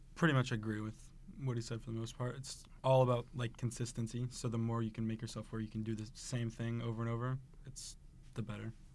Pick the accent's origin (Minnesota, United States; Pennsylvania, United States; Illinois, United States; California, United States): Illinois, United States; Taylorville; moved away as an adult; now in Saint Charles, United States; I'm from Taylorville, Illinois.